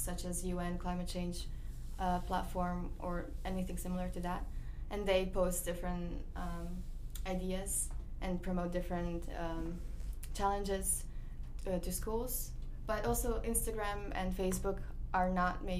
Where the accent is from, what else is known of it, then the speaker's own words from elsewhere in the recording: Croatia; now in United States; from Croatia, and I am a junior at West Nottingham